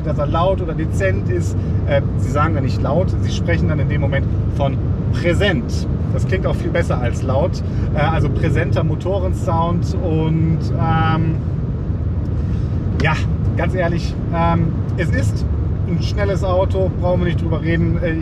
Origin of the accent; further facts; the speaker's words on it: Mettmann, North Rhine-Westphalia, Germany; deswegen bin ich jetzt quasi auf dem Weg zurück in meine Heimat hier ähm, von Mettmann.